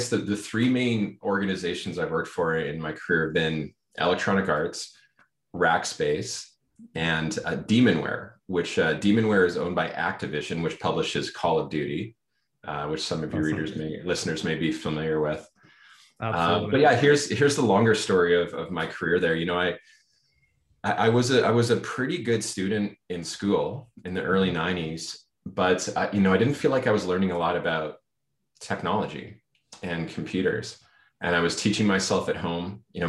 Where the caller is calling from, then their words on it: Vancouver, British Columbia, Canada; Yeah, I'm joining from Vancouver, BC in Canada.